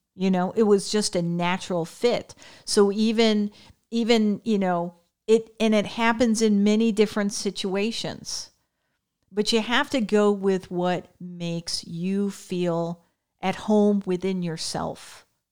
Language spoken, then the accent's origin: English; Connecticut, United States; I grew up in Connecticut